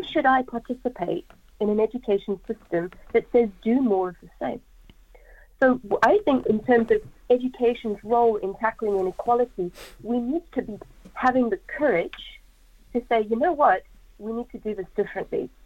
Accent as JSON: {"language": "English", "country": "South Africa", "moved": "yes", "lives_now": "United Kingdom", "said": "I'm from South Africa"}